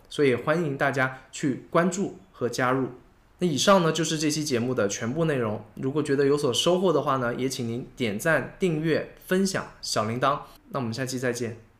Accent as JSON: {"language": "Chinese", "country": "China", "said": "我们作为中国人"}